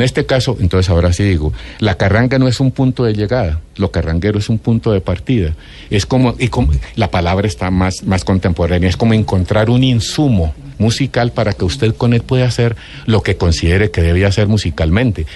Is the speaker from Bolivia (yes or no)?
no; Ráquira, Boyacá, Colombia; soy de Ráquira, Boyacá